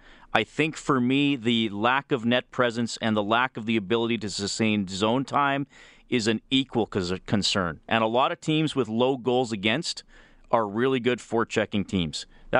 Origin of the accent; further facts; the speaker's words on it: Montreal, Quebec, Canada; I'm from Montreal. People would be angry and put their money elsewhere if the Habs played as badly for as long as the Oilers have.